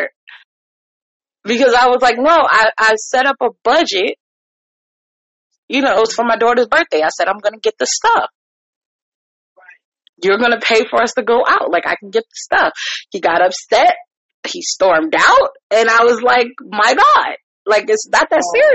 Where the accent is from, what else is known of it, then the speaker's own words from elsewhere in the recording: New York, United States; now in Virginia, United States; I'm a New Yorker